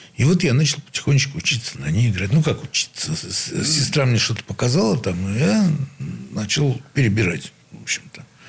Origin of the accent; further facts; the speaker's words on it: Saint Petersburg, Russia; Я родился в Санкт-Петербурге, ну, в Ленинграде